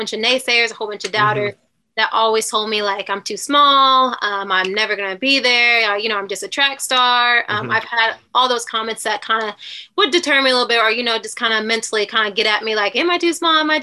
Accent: Wichita, Kansas, United States; moved away; I grew up in Wichita. Born and raised.

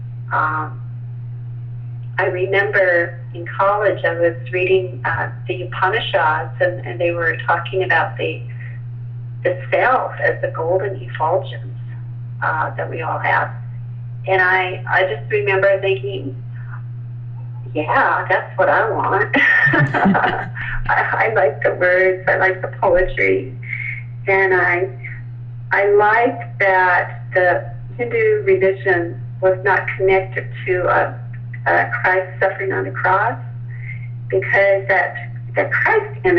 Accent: Midwest, United States; I grew up in the Midwest in a Baptist country

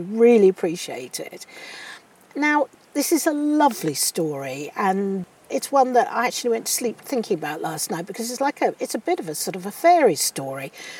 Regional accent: South West England, United Kingdom; Being Cornish myself

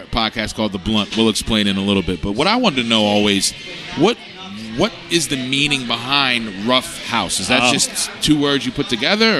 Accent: Philadelphia, Pennsylvania, United States; because I grew up in Philly in the 90s.

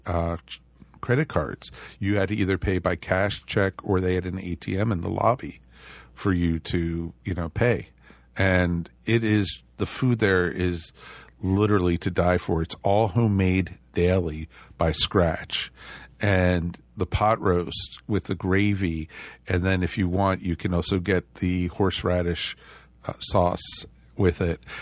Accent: outside of New York, United States; moved away; also born or lived in Roswell; I grew up outside of New York

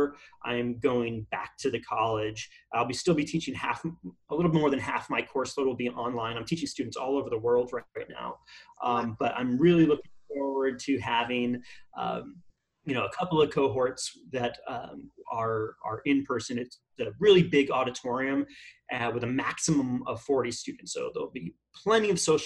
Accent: Queensbury, New York, United States; also born or lived in Boston, Massachusetts; now in California, United States; Upstate New York, around Lake George, so way upstate

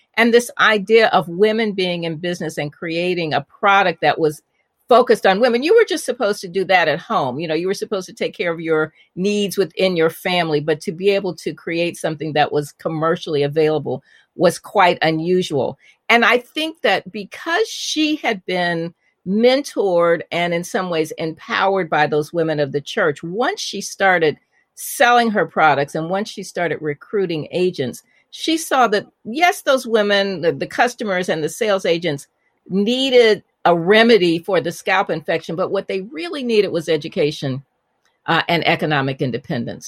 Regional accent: Indianapolis, Indiana, United States; also born or lived in Chicago; I was born in Chicago, and, but I grew up in Indianapolis, which is where both of my parents were from

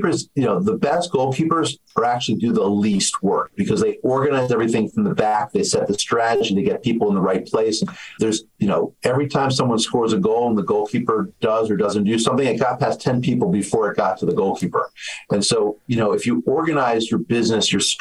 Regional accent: Washington, District of Columbia, United States; also born or lived in Boston; I grew up playing soccer in the Washington area

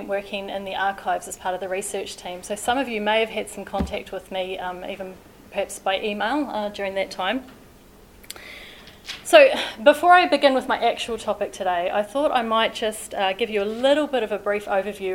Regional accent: Invercargill, Southland, New Zealand; now in Christchurch, New Zealand; Warbirds Over Wanaka was a fixture of my childhood growing up in Invercargill

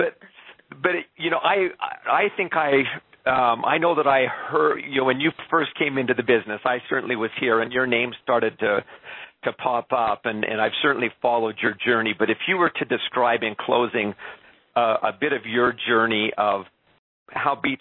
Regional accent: Canada; also born or lived in Quebec; being a Canadian, having spent a couple of years in Quebec

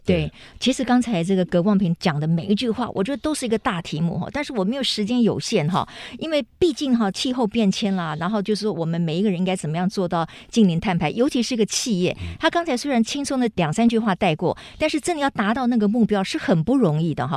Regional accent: Taiwan; 我们台湾人

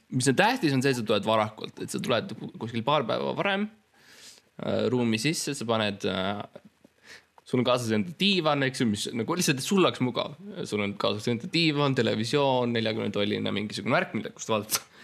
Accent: Estonia; ma olen eestlane, ma oskan eesti keelt

